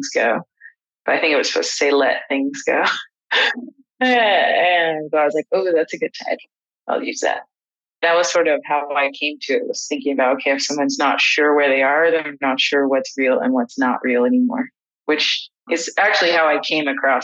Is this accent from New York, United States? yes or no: no; Los Angeles, California, United States; I grew up in Los Angeles